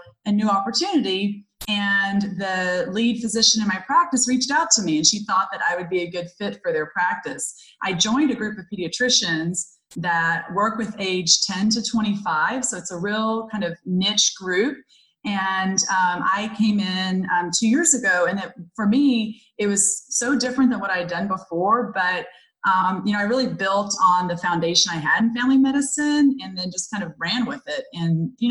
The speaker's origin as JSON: {"language": "English", "town": "McKinney", "region": "Texas", "country": "United States", "tie": "born or raised there", "said": "working in my hometown of McKinney, Texas, which is north of Dallas"}